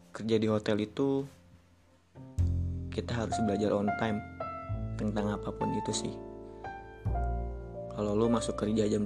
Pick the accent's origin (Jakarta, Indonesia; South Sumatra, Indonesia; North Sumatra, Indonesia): Jakarta, Indonesia; gue asli Jakarta. Gue pernah kerja di salah satu hotel di Jakarta.